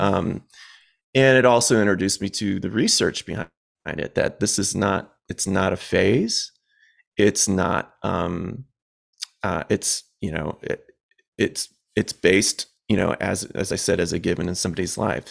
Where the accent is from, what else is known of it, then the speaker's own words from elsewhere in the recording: Southwest suburbs of Chicago, Illinois, United States; I'm from the Southwest suburbs of Chicago